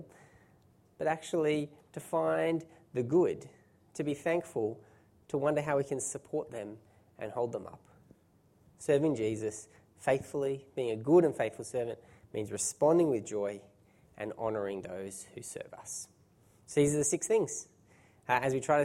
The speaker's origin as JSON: {"language": "English", "country": "Australia", "said": "being Australian"}